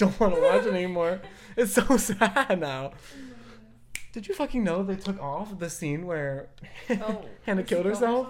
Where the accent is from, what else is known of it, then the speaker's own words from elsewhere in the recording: the South, United States; accent: southern; my southern accent gets a little thicker